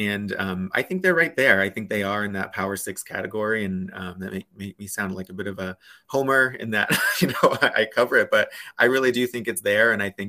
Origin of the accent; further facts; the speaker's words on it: East Coast, United States; I grew up in the East Coast and grew up watching the old Big East.